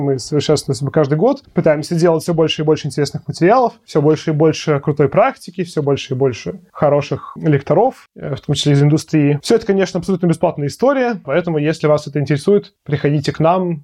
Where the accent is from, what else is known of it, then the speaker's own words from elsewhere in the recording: Russia; я из России уезжать не хочу